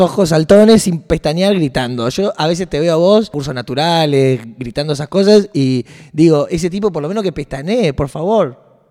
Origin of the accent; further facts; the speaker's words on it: Rosario, Santa Fe, Argentina; como Rosarino